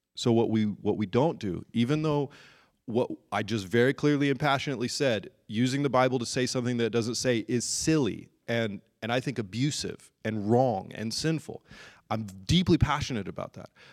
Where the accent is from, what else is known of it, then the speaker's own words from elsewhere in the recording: United Kingdom; I'm British